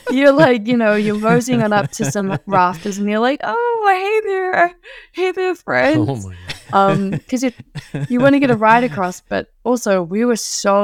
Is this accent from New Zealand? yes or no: yes; New Zealand; accent: Kiwi; And I was telling them, my Kiwi accent is actually much more mild compared to other Kiwis.